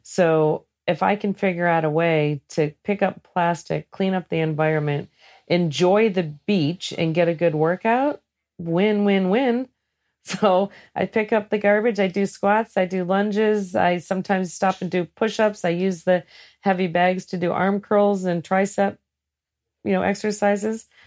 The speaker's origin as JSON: {"language": "English", "region": "Great Lakes", "country": "United States", "tie": "born or raised there", "said": "I grew up in the Great Lakes"}